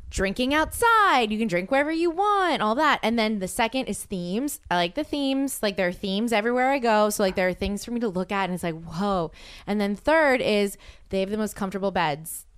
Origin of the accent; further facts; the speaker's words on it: Louisiana, United States; moved away; I'm from Louisiana.